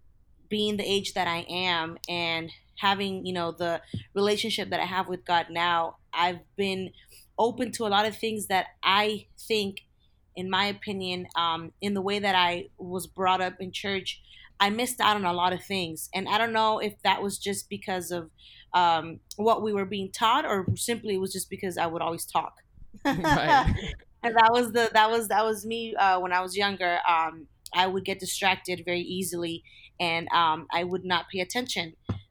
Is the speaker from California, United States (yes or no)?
yes; California, United States; I am born and raised in Southern California. And growing up, I from a very young age, I remember going to church with my parents.